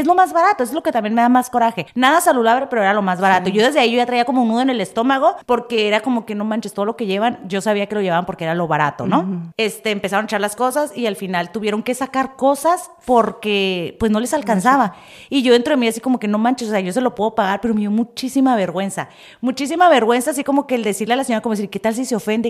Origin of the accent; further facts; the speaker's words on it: Tijuana, Baja California, Mexico; moved away; yo soy de Tijuana y yo soy como que, no manches, yo me digo, es mi barrio